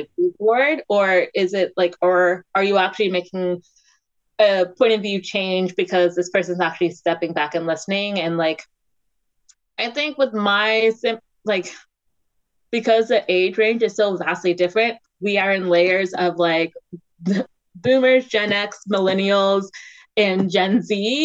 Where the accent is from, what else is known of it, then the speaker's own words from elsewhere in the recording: Maryland and DC, United States; also born or lived in Washington, D.C.; I grew up in Maryland and DC